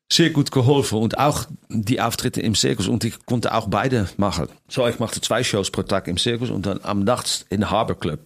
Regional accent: Netherlands; German is a second language; moved away as an adult; also born or lived in Las Vegas, United States / Germany; nach meiner Heimat äh, Holland

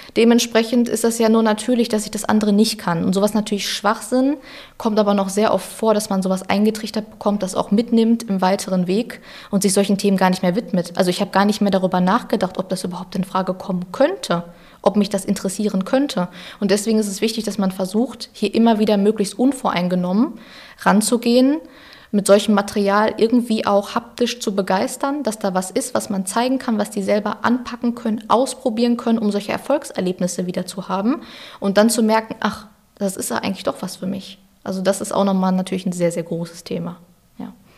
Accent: Ruhr area, North Rhine-Westphalia, Germany; ich ein Kind des Ruhrgebiets bin

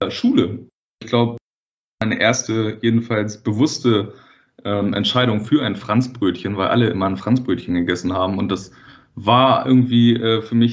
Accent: Wedel, Schleswig-Holstein, Germany; ich bin selber auch äh, in Wedel aufgewachsen, was ja auch ein, quasi so ein Elbvorort ist.

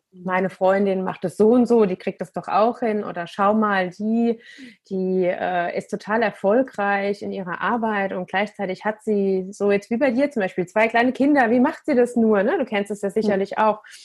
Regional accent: Germany; bei uns in Deutschland

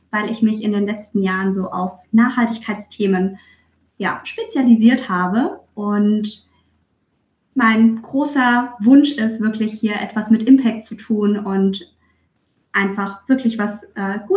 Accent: Southern Germany, Germany; now in Hamburg, Germany; Tatsächlich komme ich aus Süddeutschland und ähm, mich hat es dann mit der Zeit beruflich nach Hamburg verschlagen.

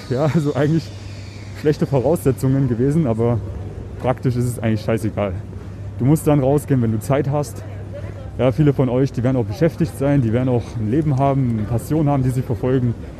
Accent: Germany; now in Vienna, Austria; ich bin Deutscher, Piefke

